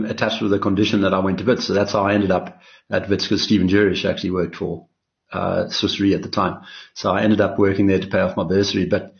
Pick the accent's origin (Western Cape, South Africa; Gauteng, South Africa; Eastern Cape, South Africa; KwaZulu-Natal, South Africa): Eastern Cape, South Africa; East London; born there; Yeah, that's right. I was born in East London, the bustling metropolis of, into a family that had been there for many generations.